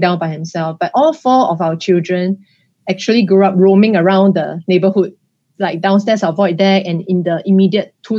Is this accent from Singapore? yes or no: yes; Singapore; I was born here